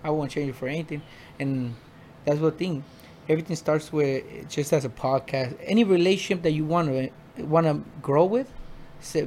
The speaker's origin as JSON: {"language": "English", "town": "Phoenix", "region": "Arizona", "country": "United States", "tie": "born or raised there", "also_born_or_lived": "Mexico", "said": "I'm from Mexico, but I was raised in South Phoenix, 19th Avenue in Buckeye."}